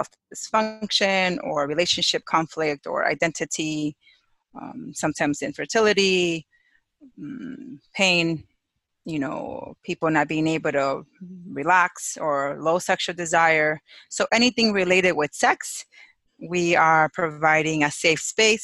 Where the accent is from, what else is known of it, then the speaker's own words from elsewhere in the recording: Chicago, Illinois, United States; moved away as an adult; now in Hawaii, United States; I'm originally from Chicago